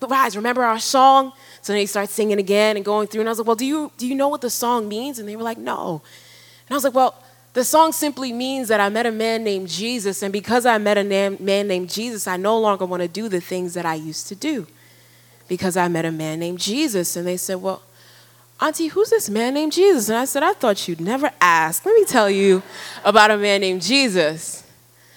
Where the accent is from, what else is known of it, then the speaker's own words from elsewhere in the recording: New York, United States; moved away as an adult; also born or lived in Ghana; now in Ivory Coast; I was born in Ghana and grew up in New York, and now I'm living in Ivory Coast